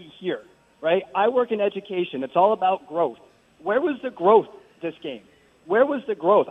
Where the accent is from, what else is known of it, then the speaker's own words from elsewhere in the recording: New England, United States; I'm from New England, man.